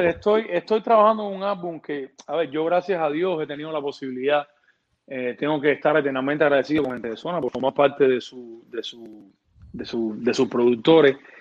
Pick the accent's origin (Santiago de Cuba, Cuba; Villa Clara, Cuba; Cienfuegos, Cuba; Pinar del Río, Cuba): Villa Clara, Cuba; Santa Clara; moved away as an adult; also born or lived in Havana, Cuba; now in United States; productor cubano. Eh, vengo de Santa Clara, una ciudad del, del centro de la isla de Cuba